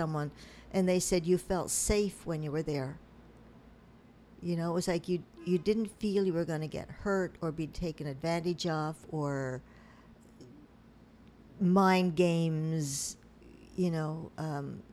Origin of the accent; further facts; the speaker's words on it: Newfoundland and Labrador, Canada; also born or lived in Pittsburgh, United States; now in United States; When I was in Newfoundland, I'm from Newfoundland